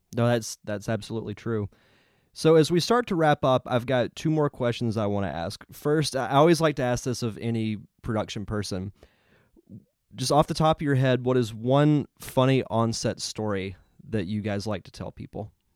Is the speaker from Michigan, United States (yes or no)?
no; Pensacola, Florida, United States; my hometown, Pensacola, Florida